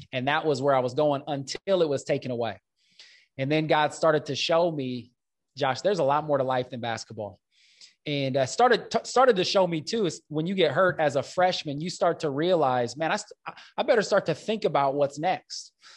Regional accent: Omaha, Nebraska, United States; I grew up in North Omaha, this inner city context

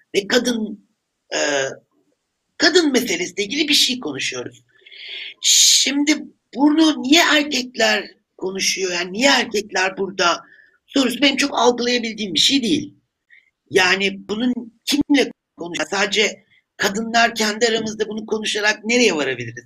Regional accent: Turkey; ben bir Türk olarak

